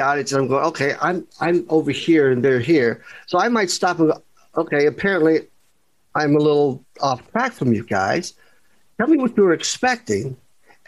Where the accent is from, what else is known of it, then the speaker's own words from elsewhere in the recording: Kentucky, United States; I'm from Kentucky